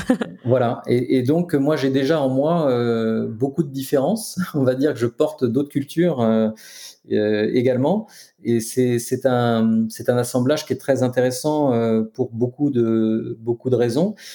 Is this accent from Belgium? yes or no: no; France; je suis né en France